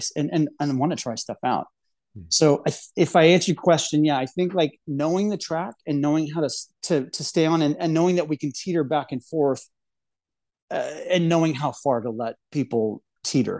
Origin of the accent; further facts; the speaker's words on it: Texas, United States; I grew up in Texas in the Bible Belt.